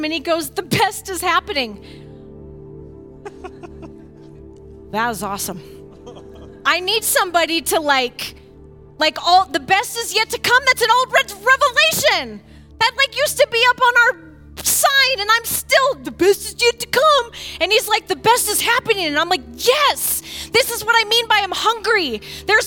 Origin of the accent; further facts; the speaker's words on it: Findlay, Ohio, United States; from Flag City